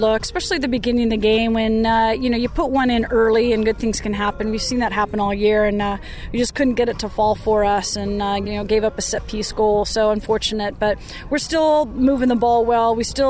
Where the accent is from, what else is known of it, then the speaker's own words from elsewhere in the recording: Portland, Oregon, United States; moved away; my hometown, I grew up